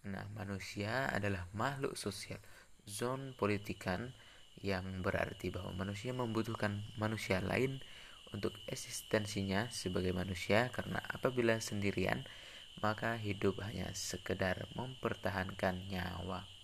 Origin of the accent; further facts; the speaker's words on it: Sungai Deden, West Kalimantan, Indonesia; Saya berasal dari desa Sungai Deden, kecamatan Subah, Kabupaten Sambas